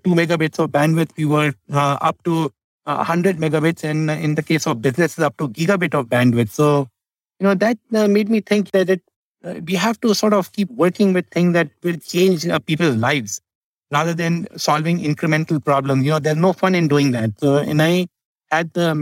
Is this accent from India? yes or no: yes; India; I grew up in India